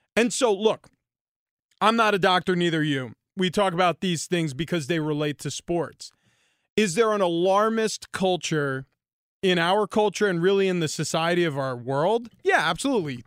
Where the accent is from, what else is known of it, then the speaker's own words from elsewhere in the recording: New York, United States; moved away as an adult; also born or lived in Boston; I grew up in New York